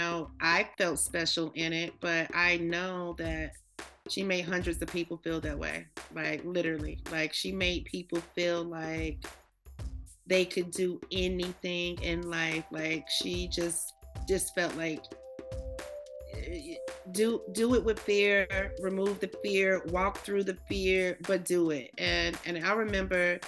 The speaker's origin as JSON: {"language": "English", "region": "the South", "country": "United States", "also_born_or_lived": "New York", "moved": "as an adult", "lives_now": "Atlanta, United States", "said": "I'm from the South"}